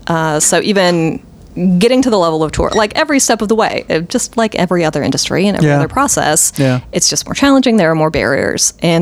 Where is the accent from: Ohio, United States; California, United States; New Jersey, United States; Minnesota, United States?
Minnesota, United States; also born or lived in Michigan / Pennsylvania; I'm kind of a Great Laker, born and bred. My family is from Minnesota. I was born in Minnesota. I lived in Michigan for a couple years, lived in Pennsylvania for 7 years.